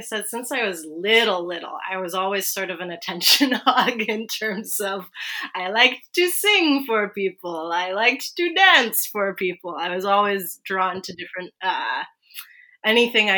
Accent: Vancouver, British Columbia, Canada; I grew up in East Vancouver, so unceded Musqueam, Squamish, and Tsleil-Waututh territories.

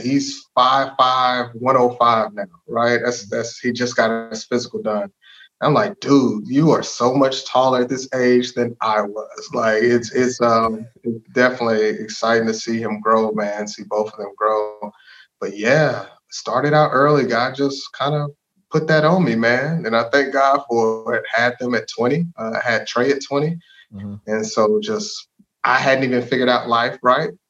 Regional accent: DeSoto, Texas, United States; also born or lived in Hutchins, Texas / Arizona; I grew up in DeSoto. DeSoto's home, man. My parents moved there in like '94, and so for for most of my life, that's that's been where I've been.

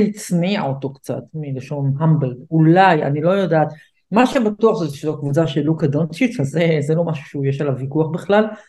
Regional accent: United States; כמו שאומרים אצלנו באמריקה

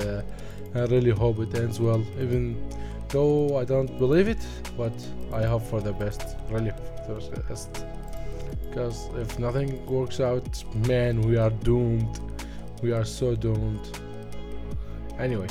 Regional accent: Iraq; I'm from Iraq.

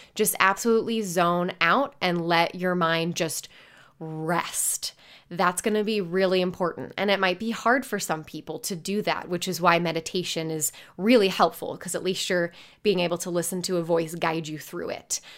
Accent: Indiana, United States; I grew up in Indiana.

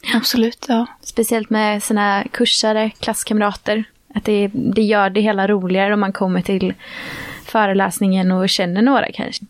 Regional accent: Gothenburg, Västra Götaland, Sweden; jag är ju från Göteborg

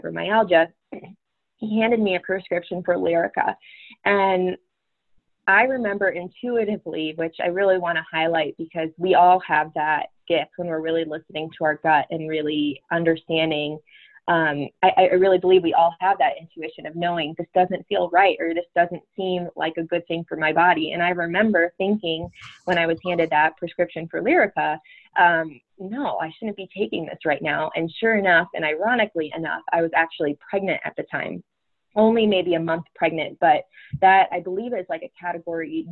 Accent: Connecticut, United States; also born or lived in Florida; now in Denver, United States; I grew up in Connecticut

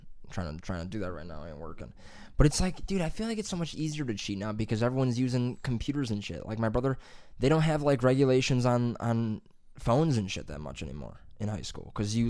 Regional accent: Columbus, Ohio, United States; I'm also from Columbus, you know.

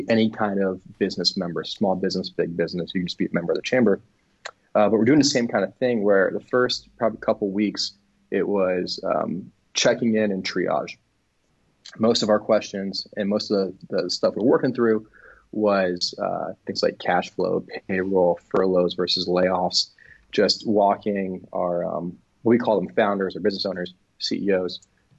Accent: Miami, Florida, United States; moved away as an adult; now in Asheville, United States; I'm from South Florida. I'm from Miami

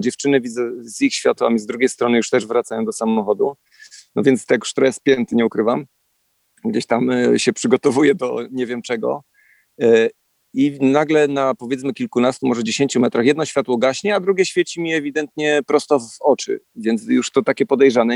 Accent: Poland; my jesteśmy tutaj z Polski

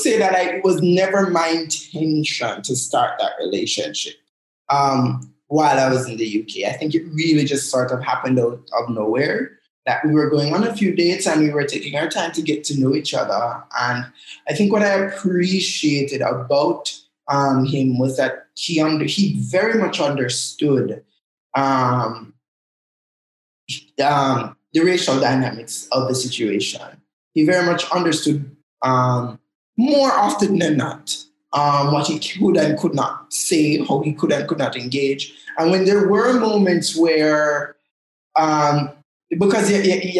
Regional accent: Jamaica; So I speak Jamaican. I laugh in Jamaican. I live in Jamaica and experience the world as a Jamaican

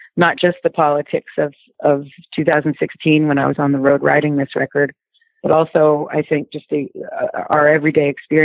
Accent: Brooklyn, New York, United States; I'm basically from Brooklyn.

